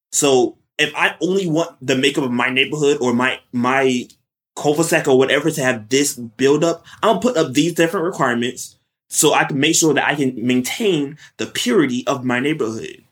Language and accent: English; West Palm Beach, Florida, United States; moved away; I'm originally from West Palm Beach, Florida, South Florida